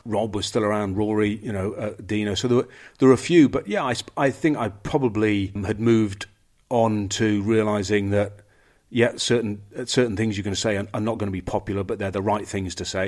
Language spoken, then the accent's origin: English; England, United Kingdom; The English, we're not